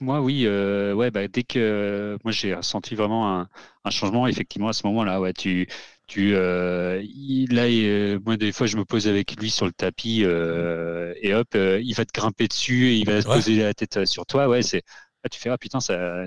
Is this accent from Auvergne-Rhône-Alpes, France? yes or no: yes; Haute-Savoie, Auvergne-Rhône-Alpes, France; now in Auvergne, France; je suis pas du tout auvergnat de base. Moi, je viens de Haute-Savoie.